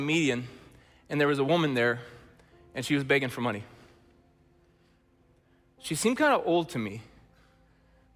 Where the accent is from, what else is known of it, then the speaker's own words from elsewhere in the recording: Chilliwack, British Columbia, Canada; we're from Chilliwack, British Columbia